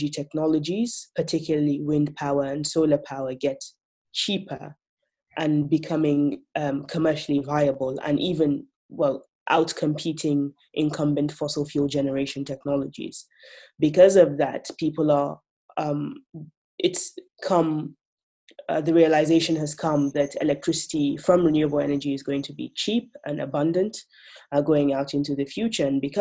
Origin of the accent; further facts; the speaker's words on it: Nigeria; Nigeria, because I am from Nigeria